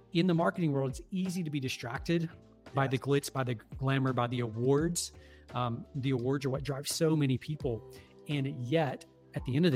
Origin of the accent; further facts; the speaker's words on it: the South, United States; I'm from the South down here, and it's the, you know, quote unquote Bible Belt